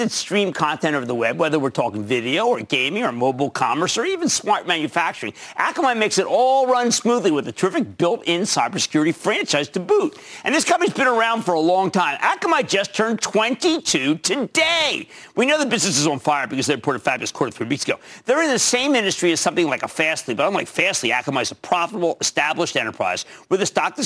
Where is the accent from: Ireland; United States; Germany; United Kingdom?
United States; New Jersey; my home state of New Jersey